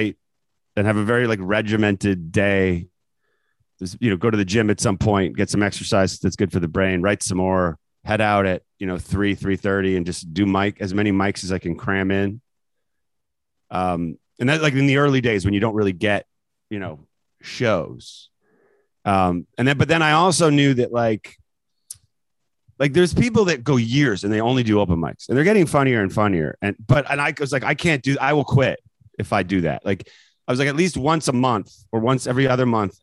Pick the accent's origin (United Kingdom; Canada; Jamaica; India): Canada; moved away as an adult; now in United States; I grew up in Canada and then came here for school, for college, and came to America for college, and then never left